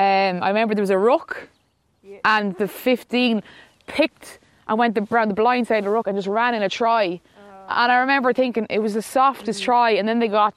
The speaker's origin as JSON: {"language": "English", "region": "Leinster", "country": "Ireland", "said": "I'm from Laois"}